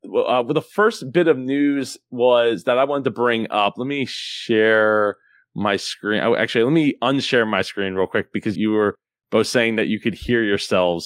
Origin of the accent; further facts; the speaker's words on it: United States; as an American